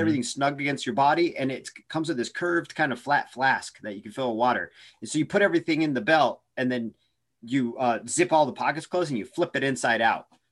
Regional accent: Oregon, United States; now in Arizona, United States; I'm from Oregon

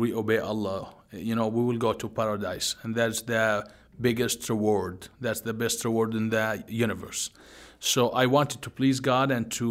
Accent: Jordan; now in Beirut, Lebanon; I grew up in Jordan, the country of Jordan

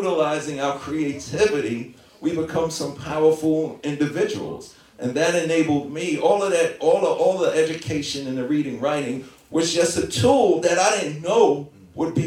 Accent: New York City, New York, United States; I was a really good student growing up in Hollis, Queens, New York

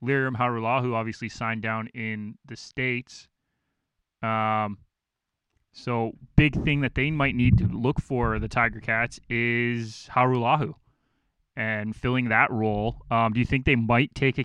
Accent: Toronto, Ontario, Canada; the Toronto Argos, my hometown team

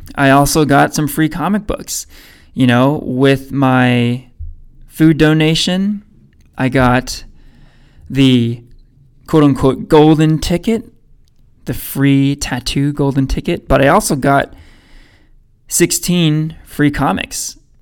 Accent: Danville, California, United States; I grew up in Danville

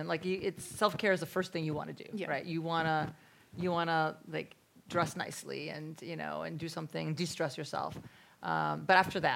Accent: Russia; moved away; I was born in Russia, where people talk

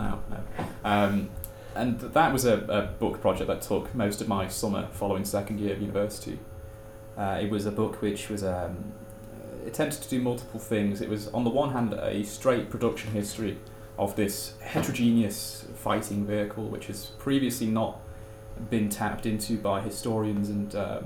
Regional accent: Manchester, North West England, United Kingdom; I'm from Manchester and I study history

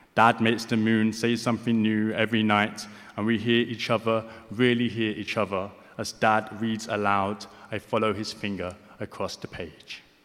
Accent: London, United Kingdom; I'm from Hackney. I grew up in Hackney.

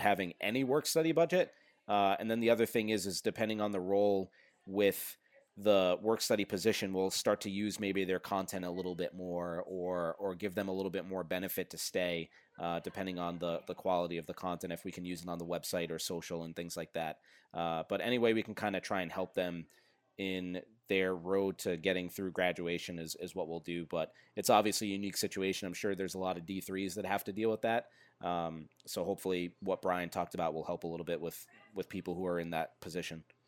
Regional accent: Fall River, Massachusetts, United States; I grew up in Fall River, Mass

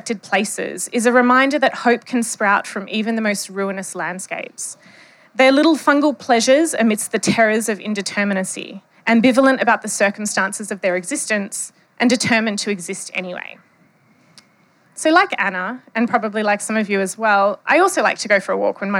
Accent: Western Australia, Australia; accent: Bogan English; I am from Western Australia, so this is not my native dialect. My native dialect is Bogan English

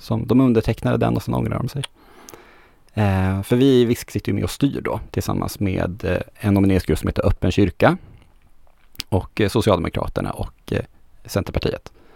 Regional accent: Västernorrland County, Sweden; moved away as an adult; also born or lived in Örnsköldsvik; now in Gothenburg, Sweden; som ångermanlänning som, som jag är, så är jag ju van det, det är ganska mycket frikyrkligt eh, hos, hos oss, får jag väl säga fortfarande oss, även om jag inte har bott där på 12 år

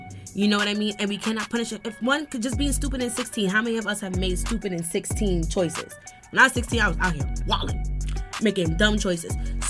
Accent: New York City, New York, United States; now in Bronx, United States; I'm Bronx mommy. I'm from Brooklyn, but I stays in the Bronx.

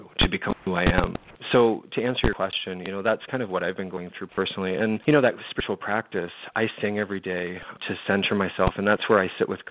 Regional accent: London, Ontario, Canada; moved away; my hometown of London, Ontario

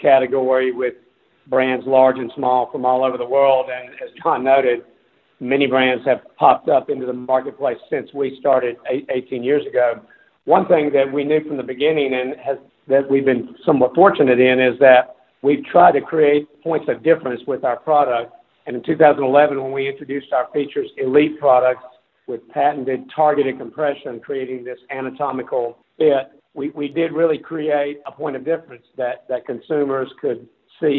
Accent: North Carolina, United States; hosiery/sock manufacturing business based there in North Carolina, in my hometown

